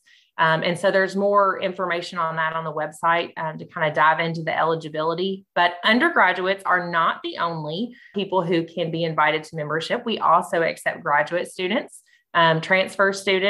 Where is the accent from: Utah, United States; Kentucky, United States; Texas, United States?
Kentucky, United States; Bowling Green; I am from Bowling Green, Kentucky